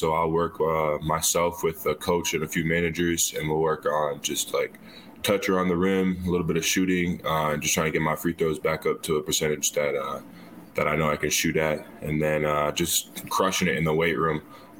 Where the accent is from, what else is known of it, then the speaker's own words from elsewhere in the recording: Minnesota, United States; I'm from Minnesota, so I'm about 3 hours north of Ames.